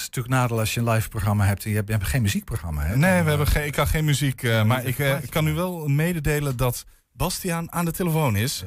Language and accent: Dutch; Groningen, Netherlands; ik kom zelf uit Groningen.